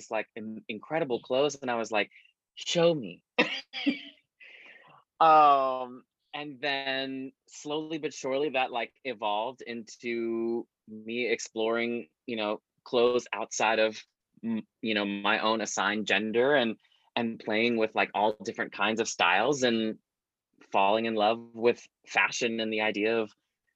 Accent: Lafayette, Louisiana, United States; moved away as an adult; now in Chicago, United States; I grew up in South Louisiana in a small little town called Lafayette

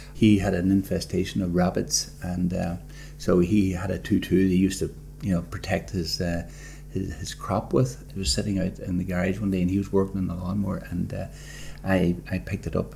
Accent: Derry, Northern Ireland, United Kingdom; moved away; I was born in a in Derry in Argyle Street, with a little two up, two down, with a outside toilet

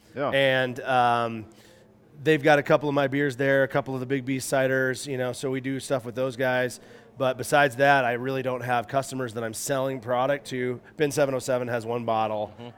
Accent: Minnesota, United States; also born or lived in Salt Lake City, Utah; now in Paonia, United States; I grew up in Minnesota

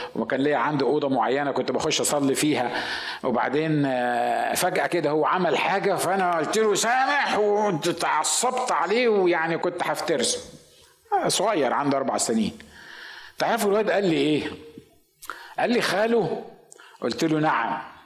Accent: Egypt; انا مصري

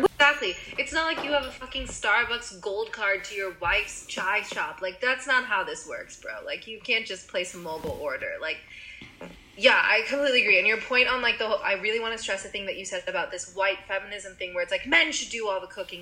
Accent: United States; growing up in America

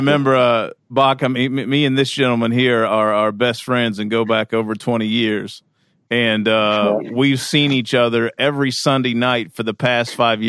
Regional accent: Kentucky, United States; moved away; I'm from Kentucky. Right, I'm from Kentucky originally

